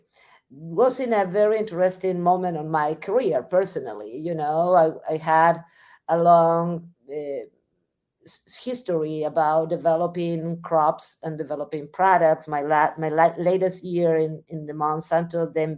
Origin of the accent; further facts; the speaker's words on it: Argentina; moved away as an adult; also born or lived in Missouri, United States; now in United States; I'm originally from Argentina. So I got my education in Argentina